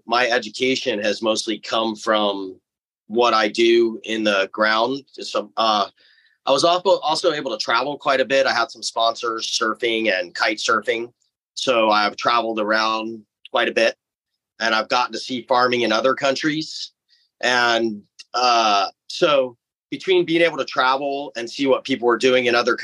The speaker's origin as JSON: {"language": "English", "region": "Hawaii", "country": "United States", "tie": "born or raised there", "said": "I grew up here in Hawaii for the most part, living in a pretty recluded valley on one of the smaller islands on Molokai, between there and Maui."}